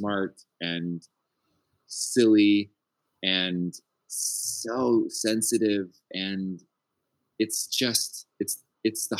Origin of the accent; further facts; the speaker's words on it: Northern Idaho, United States; Growing up in Northern Idaho, very poor